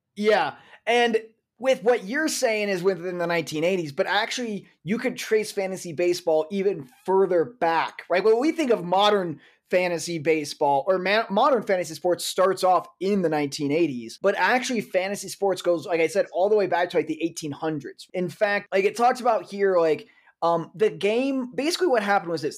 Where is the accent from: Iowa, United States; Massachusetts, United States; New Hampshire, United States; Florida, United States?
Iowa, United States; since I didn't grow up in Chicago, I grew up in Iowa.